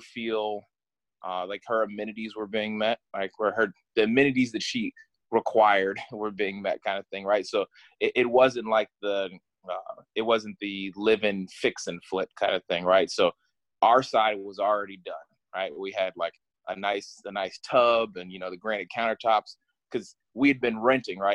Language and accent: English; Ohio, United States; moved away as an adult; now in Washington, DC, United States; I grew up here in Ohio. Actually, not here because uh, I left Ohio just about two weeks ago. Uh, just moved out here to DC